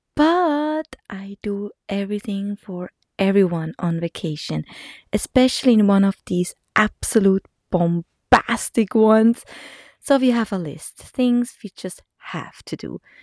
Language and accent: English; Texas, United States; We are from Texas